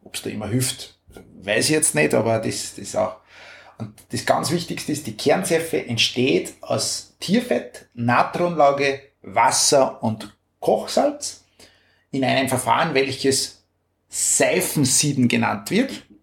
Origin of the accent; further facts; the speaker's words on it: Upper Austria, Austria; bei uns in Oberösterreich